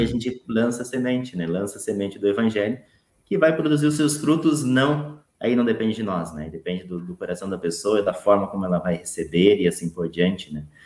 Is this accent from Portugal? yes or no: no; Paraná, Brazil; now in Porto Alegre, Brazil; Sou natural do, do, estado do Paraná